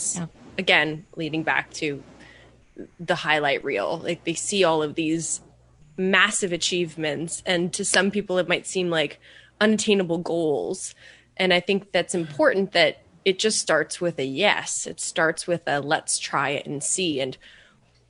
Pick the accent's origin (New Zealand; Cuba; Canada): Canada; I'm Canadian, and here you don't have to do a clinical board